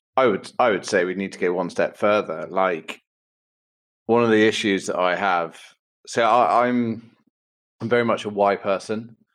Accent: Bournemouth, South West England, United Kingdom; I was brought up in Bournemouth

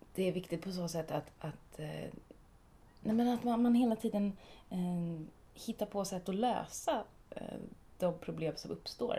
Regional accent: Småland, Sweden; eftersom att jag är från Småland och lite snål

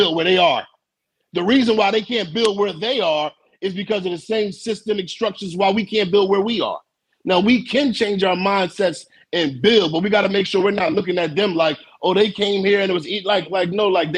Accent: Philadelphia, Pennsylvania, United States; I'm from Philly, where we from lived in row homes

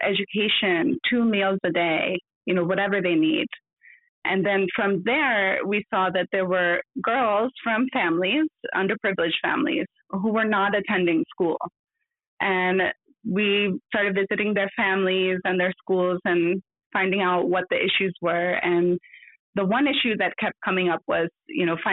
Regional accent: New Jersey, United States; moved away as an adult; now in India; growing up in New Jersey

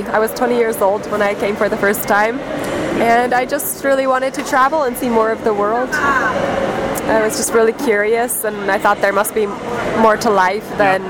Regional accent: California, United States; moved away as an adult; I was born in California.

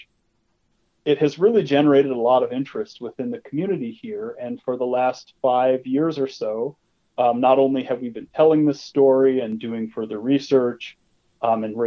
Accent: Rapid City, South Dakota, United States; I grew up in Rapid City

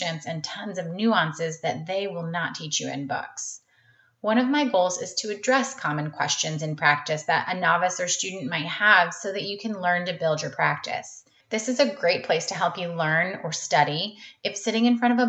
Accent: North Carolina, United States; I'm originally from North Carolina and went to undergrad at UNC

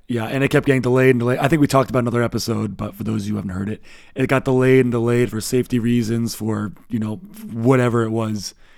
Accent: United States; now in Berlin, Germany; we are American

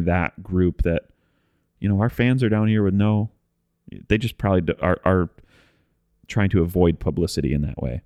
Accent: the Midwest, Michigan, United States; now in Nashville, United States; we come from the Midwest

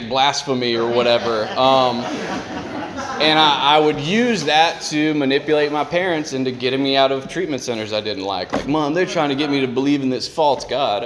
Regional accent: South Carolina, United States; I'm from South Carolina.

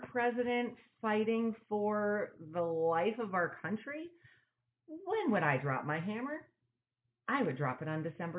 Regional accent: New York, United States; moved away; We grew up in New York

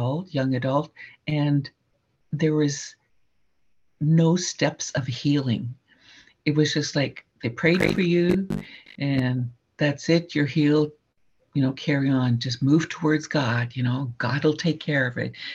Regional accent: Saskatchewan, Canada; also born or lived in Alberta; I grew up mostly on the prairies in Saskatchewan

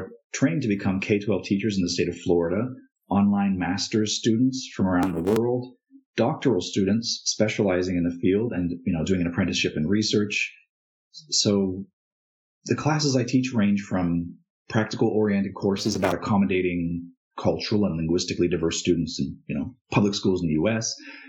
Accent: Thailand; moved away as an adult; also born or lived in India; So I was born in India to traveling parents, and eventually my mom settled in Thailand, and so I spent a number of years there.

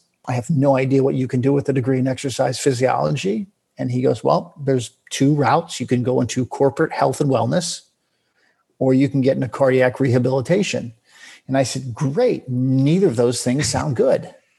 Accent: Florida, United States; moved away; also born or lived in California; I grew up in Florida, most of my, and then left here, lived most of my life though in California and then moved back to Florida just, in 2018.

